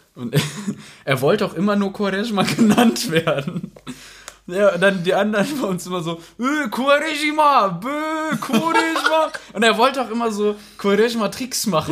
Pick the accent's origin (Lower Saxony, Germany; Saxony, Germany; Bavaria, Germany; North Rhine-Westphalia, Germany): North Rhine-Westphalia, Germany; Rheda-Wiedenbrück; in Reda Wiedenbrück leben, also da, wo ich herkomme